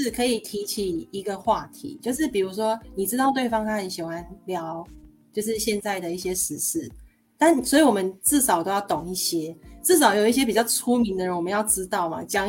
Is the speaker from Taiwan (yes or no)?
yes; Taiwan; 我们台湾人